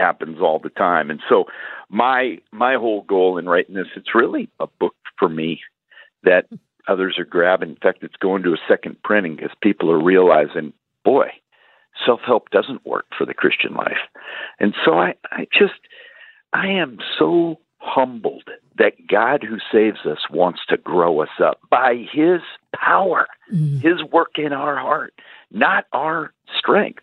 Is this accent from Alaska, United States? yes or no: yes; Alaska, United States; I was raised in Alaska, working in the oil fields